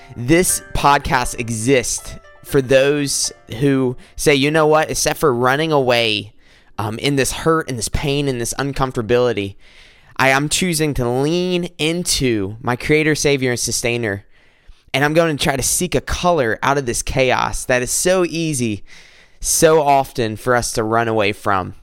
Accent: South Carolina, United States; moved away as an adult; now in Michigan, United States; I'm from South Carolina. I moved up here to Michigan

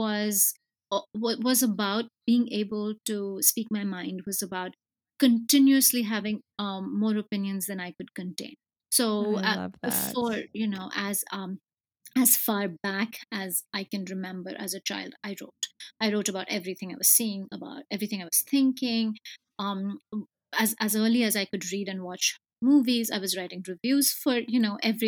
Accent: India; I grew up in India

